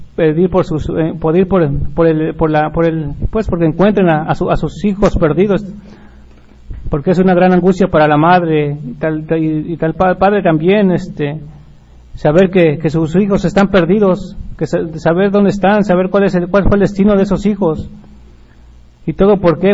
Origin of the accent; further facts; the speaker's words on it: Mexico; nosotros como mexicanos